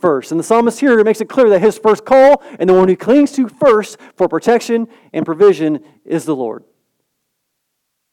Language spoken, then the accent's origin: English; Southern California, United States; born and raised in Southern California